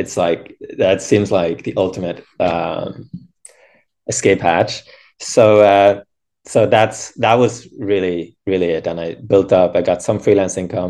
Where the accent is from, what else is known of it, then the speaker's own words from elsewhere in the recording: Norway; moved away as an adult; now in San Francisco, United States; Originally from Norway.